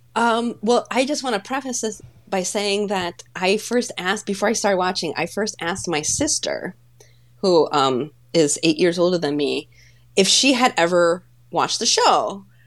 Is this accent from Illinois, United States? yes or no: yes; Chicago, Illinois, United States; accent: Chicago; first language Polish; English is a second language; I was born and raised in Chicago, so if anything, I have a Chicago accent.